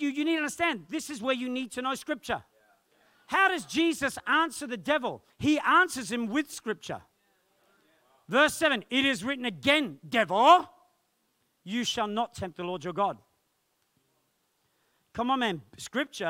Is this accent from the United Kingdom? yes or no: yes; England, United Kingdom; born or raised there; moved away